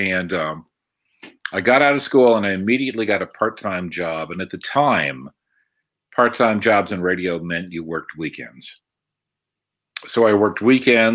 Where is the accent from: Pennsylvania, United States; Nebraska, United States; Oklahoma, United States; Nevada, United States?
Pennsylvania, United States; Waterford; I grew up in Waterford. You know, I grew up in a small town with one traffic light